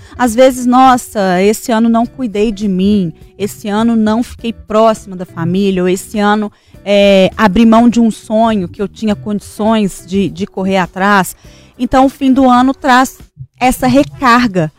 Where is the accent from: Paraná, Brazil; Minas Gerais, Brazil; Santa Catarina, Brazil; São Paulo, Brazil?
Minas Gerais, Brazil; São João del-Rei; Eu sou de São João del Rei, né? Uma cidade extremamente católica